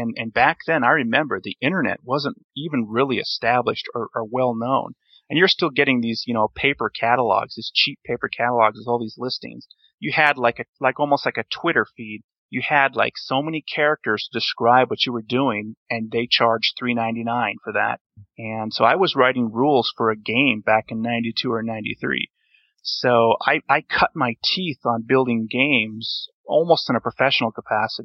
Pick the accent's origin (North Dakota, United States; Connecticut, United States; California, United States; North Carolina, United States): North Dakota, United States; I was born and raised in North Dakota